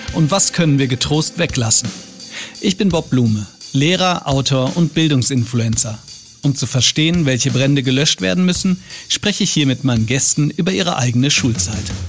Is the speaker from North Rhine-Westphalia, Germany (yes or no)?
yes; Hagen, North Rhine-Westphalia, Germany; moved away; meine alte Heimat Hagen